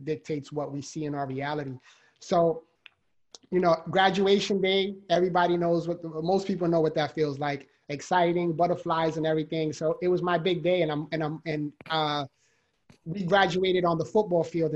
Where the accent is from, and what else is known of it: New York City, New York, United States; born or raised there